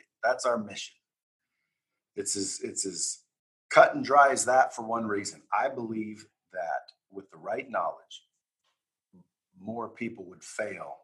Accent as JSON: {"language": "English", "region": "Oregon", "country": "United States", "tie": "born or raised there", "said": "I grew up in Oregon, small town in Oregon"}